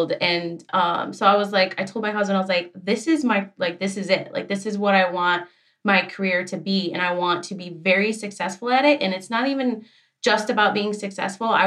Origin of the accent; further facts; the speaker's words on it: Michigan, United States; I am from Michigan.